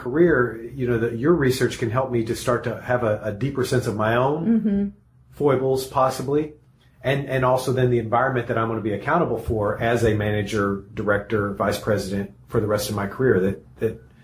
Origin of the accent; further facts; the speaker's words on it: East Texas, United States; now in California, United States; I grew up in Texas. I grew up in East Texas